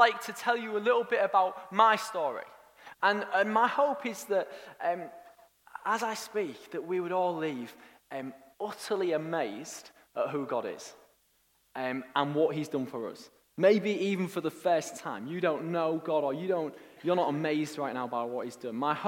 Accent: Hull, Yorkshire and the Humber, United Kingdom; born or raised there; also born or lived in York / Nottingham

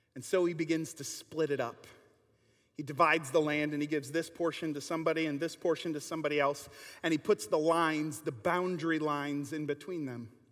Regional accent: Kenosha, Wisconsin, United States; growing up in Kenosha

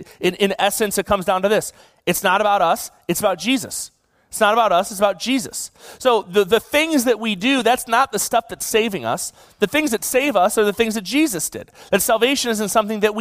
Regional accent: Buffalo, New York, United States; now in California, United States; I grew up in Buffalo

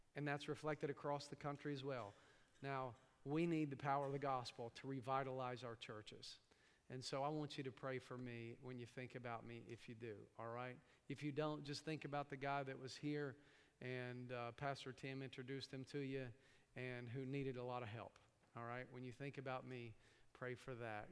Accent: East Tennessee, United States; accent: hillbilly; moved away; also born or lived in New York; I grew up in East Tennessee

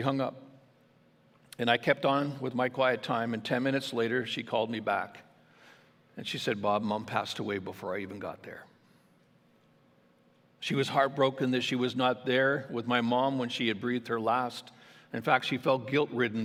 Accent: Ontario, Canada; now in Alberta, Canada; my hospital that actually I was born in back in Ontario, where my mom and my sister and their families live

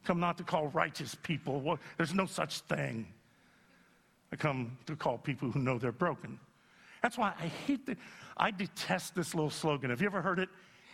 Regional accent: Youngstown, Ohio, United States; moved away; I had to go back to Youngstown, Ohio, my hometown

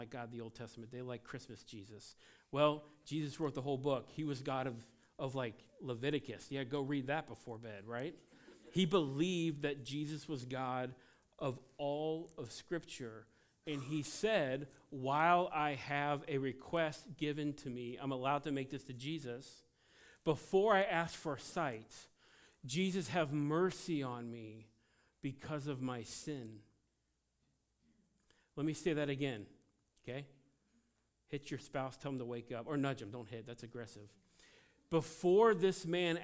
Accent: United States; as an American

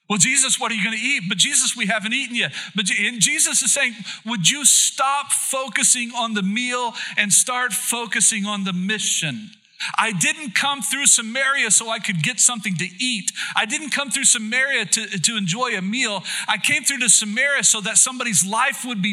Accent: Oklahoma, United States; now in Plymouth, Indiana, United States; I was born and raised in Oklahoma.

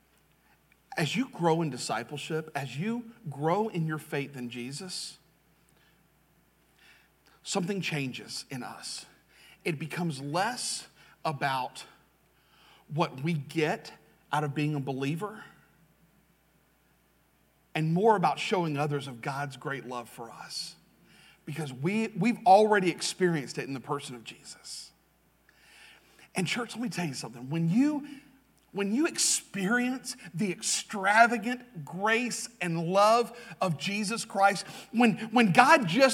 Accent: Jacksonville, Florida, United States; moved away as an adult; also born or lived in Russellville, Alabama; I grew up in Jacksonville. I grew up in what is Duval. I grew up in Southwest Duval, which is Clay County.

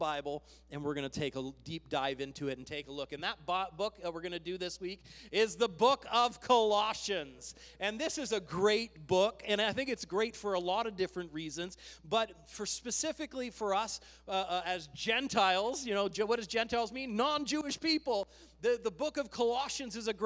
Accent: Canada; We are Canadian

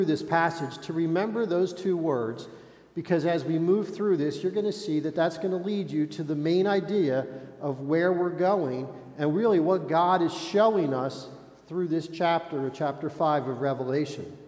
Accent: United States; as American believers

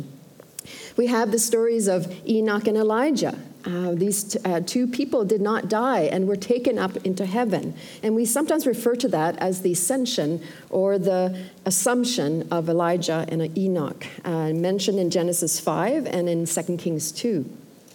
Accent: Sweden; now in Canada; I'm originally from Sweden, and by the way, my dad and his wife Lois are here, and so he was born in Sweden too as well

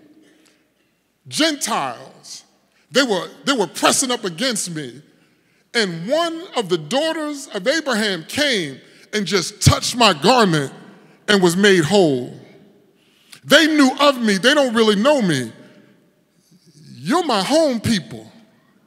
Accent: Paterson, New Jersey, United States; moved away; also born or lived in North Carolina; I grew up in Patterson

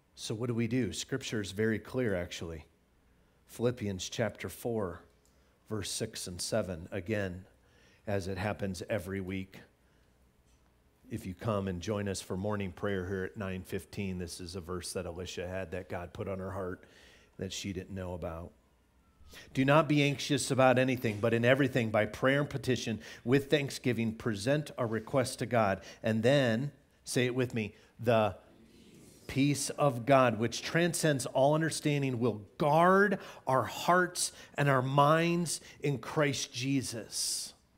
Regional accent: Illinois, United States; Growing up in Illinois, we had tornado drills all the time

